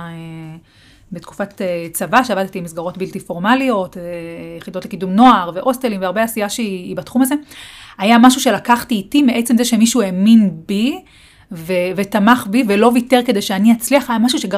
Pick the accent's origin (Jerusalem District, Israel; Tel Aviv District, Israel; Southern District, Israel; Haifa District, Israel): Jerusalem District, Israel; Beit Shemesh; אני אה, גם גדלתי בפריפריה, גדלתי בבית שמש